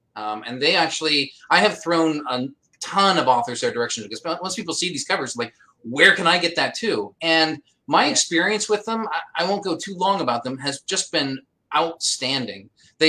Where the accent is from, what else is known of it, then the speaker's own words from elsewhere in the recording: Pennsylvania, United States; also born or lived in Washington State; I'm really lucky in that I don't have much of an accent. I was born in Washington State, went to Pennsylvania, and in that being raised in those places, I'm pretty vanilla way of speaking